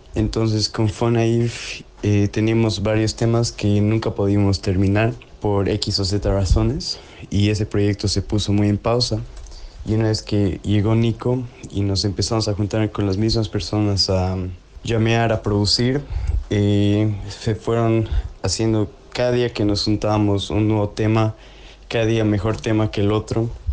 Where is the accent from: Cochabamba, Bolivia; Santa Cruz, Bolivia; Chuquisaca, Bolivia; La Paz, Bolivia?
La Paz, Bolivia; now in Berlin, Germany; Todos de Latinoamérica somos tres bolivianos